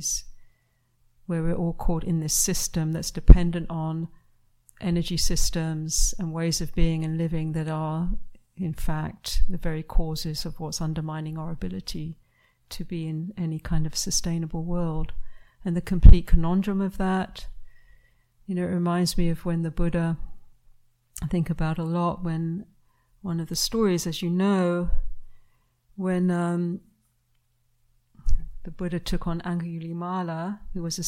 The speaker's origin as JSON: {"language": "English", "country": "United Kingdom", "moved": "yes", "said": "my home country of UK"}